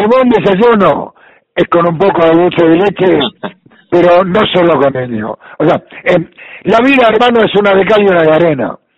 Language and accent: Spanish; Italy; now in Argentina; Y bueno, sigo siendo italiano, este, con mucho afecto por la Argentina, pero con mucho dolor por aquello que es inolvidable.